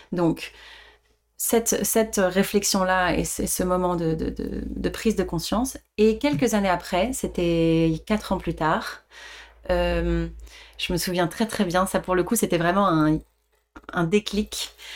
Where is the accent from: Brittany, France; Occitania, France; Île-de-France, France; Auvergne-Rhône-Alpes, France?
Île-de-France, France; Le Chesnay; also born or lived in Paris; je je suis née à Paris, j'ai grandi en banlieue, au Chénet, pas loin de Versailles